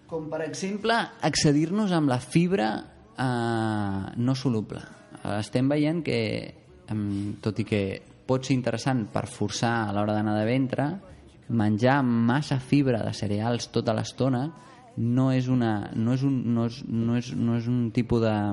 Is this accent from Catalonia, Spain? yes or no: no; Las Palmas, Canary Islands, Spain; jo que sóc de Canàries